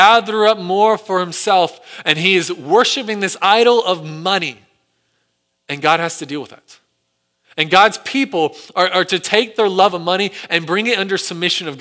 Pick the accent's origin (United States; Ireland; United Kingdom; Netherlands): United States; Our own history as an American people